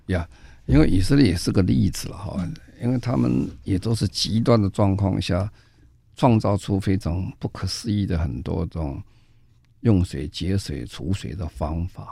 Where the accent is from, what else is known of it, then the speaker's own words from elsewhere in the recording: Taiwan; 我们在台湾